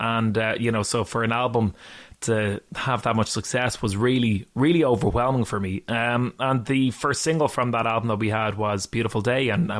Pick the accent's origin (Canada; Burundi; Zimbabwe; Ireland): Ireland; Dublin, Leinster; moved away as an adult; now in Glasgow, United Kingdom; my hometown of Dublin